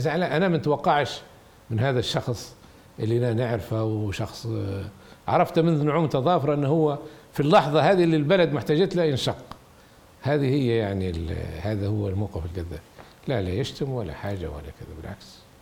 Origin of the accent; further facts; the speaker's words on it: Libya; احنا ليبيين